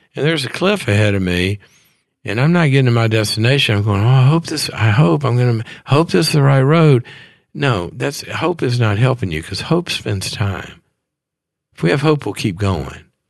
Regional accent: Mississippi, United States; moved away as an adult; also born or lived in Texas; I went to school in Texas. I, I was from Mississippi

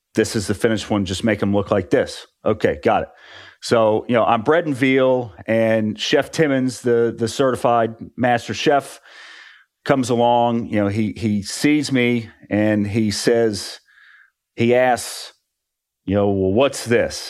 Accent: West Virginia, United States; moved away as an adult; also born or lived in Orlando; I grew up in West Virginia

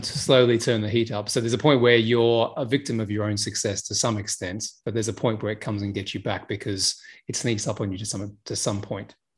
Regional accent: Australia; now in United Kingdom; I'm Australian, right? You know, I may live in the UK and I'm in Dubai right now

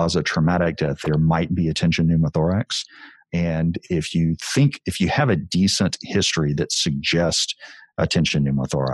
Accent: Texas, United States; as a Texan

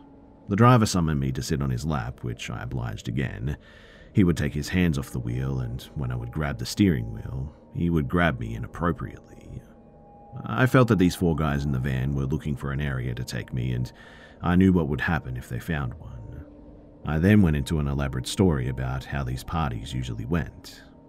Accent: California, United States; When I was a teenager growing up in Southern California, it wasn't uncommon to hitchhike with my friends.

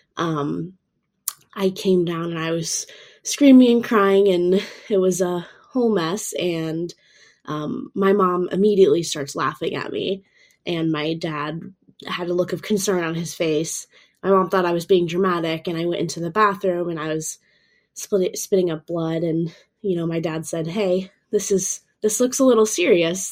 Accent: Florida, United States; I'm from Florida over in the States

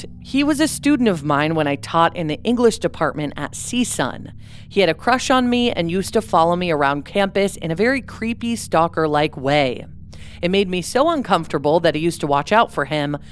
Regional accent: Calabasas, California, United States; I'm from Calabasas, too, which is a city neighborhood

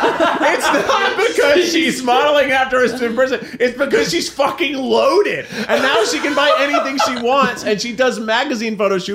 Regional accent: the South, United States; I grew up in the South.

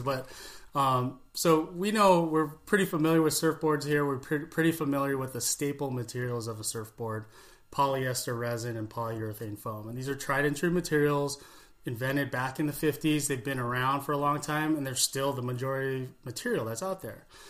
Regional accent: California, United States; growing up in California

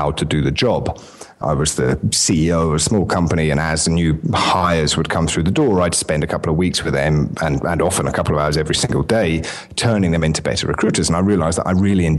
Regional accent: United Kingdom; accent: English; moved away as an adult; now in Mediterranean island

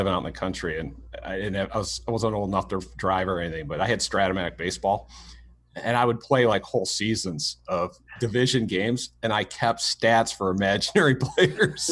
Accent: Michigan, United States; growing up in Michigan, my parents, you know, we had a cottage up north

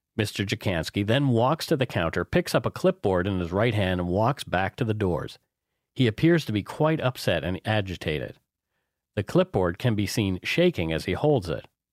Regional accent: Canada; We are ordinary Canadian schmucks

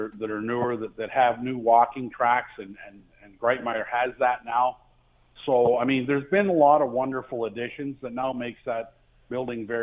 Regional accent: Lynden, Ontario, Canada; I grew up in Linden

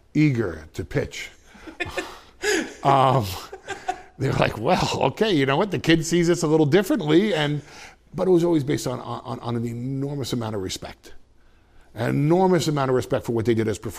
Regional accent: Westchester, New York, United States; I'm from Westchester.

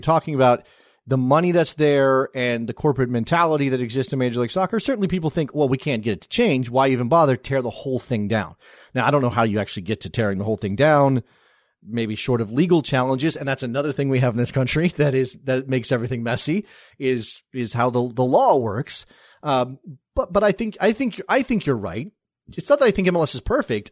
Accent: United States

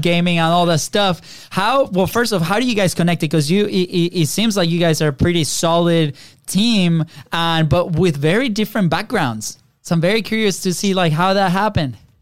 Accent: Venezuela; now in United States; we're from Venezuela, right? So we're you know same thing, South America, third world country

